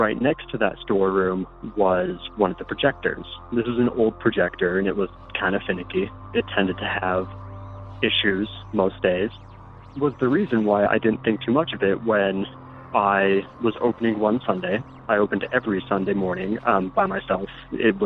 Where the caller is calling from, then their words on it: Utah, United States; I'm calling from Utah.